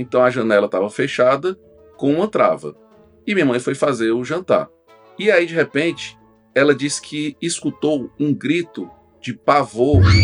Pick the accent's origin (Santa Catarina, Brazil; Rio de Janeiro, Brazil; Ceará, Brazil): Ceará, Brazil; Itapajé; also born or lived in Russas; eu nasci em Russas, né? E, e eu vivi lá, apesar de ter, ter, crescido em Itapajé, eu vivi em Russas até os 5 anos de idade.